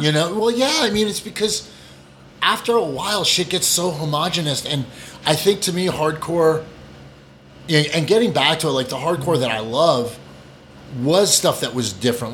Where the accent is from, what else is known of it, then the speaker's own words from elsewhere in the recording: New Hampshire, United States; also born or lived in Vermont; I'm actually a country kid. I grew up in New Hampshire.